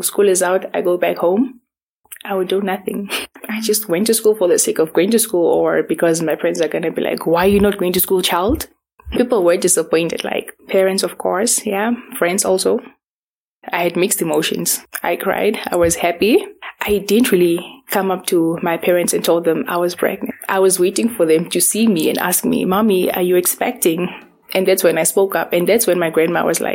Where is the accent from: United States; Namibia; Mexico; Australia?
Namibia; Windhoek, Khomas; I was born here. We grew up in Windhoek